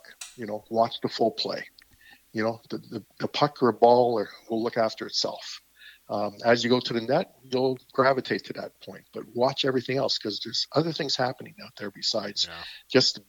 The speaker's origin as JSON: {"language": "English", "country": "Canada", "said": "I'm a Canadian"}